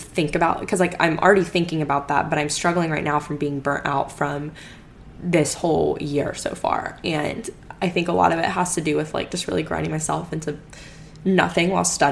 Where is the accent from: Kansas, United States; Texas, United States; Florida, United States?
Florida, United States; moved away as an adult; also born or lived in Alabama; now in Houston, United States; I grew up in Florida for the most part, like I grew up not seeing seasons